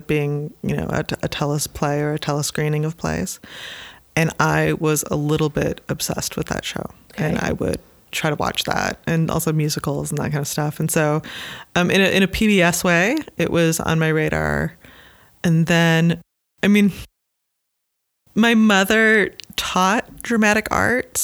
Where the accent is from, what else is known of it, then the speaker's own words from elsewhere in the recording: Omaha, Nebraska, United States; also born or lived in Iowa City, Iowa / Chicago, Illinois; Born and raised. Omaha, Nebraska